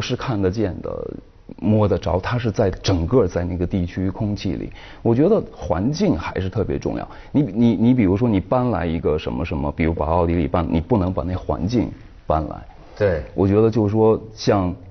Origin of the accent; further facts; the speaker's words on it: Shanxi, China; 像我是山西的